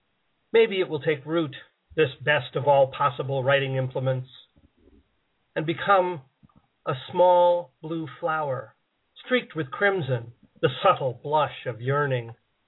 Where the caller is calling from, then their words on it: Harpersville, New York, United States; I am calling from Harpersville, New York.